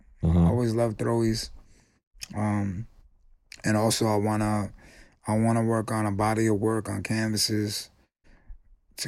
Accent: New York City, New York, United States; I'm from Manhattan

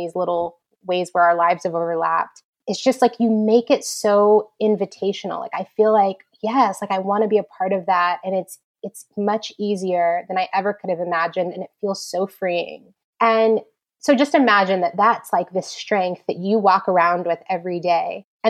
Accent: New York, United States; My position has been in, you know, as a New Yorker, I've been working with entrepreneurs.

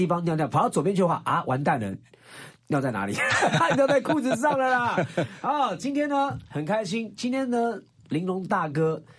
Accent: Taiwan; 我们都在台湾长大

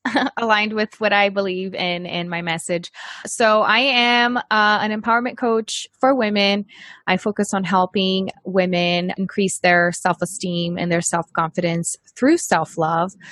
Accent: Brazil; moved away as an adult; now in United States; I'm from Brazil and we were living there at the time

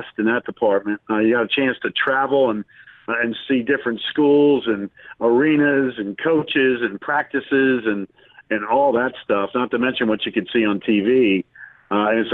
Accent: Winston-Salem, North Carolina, United States; Growing up in Winston-Salem, I was a big NC State fan growing up as a kid

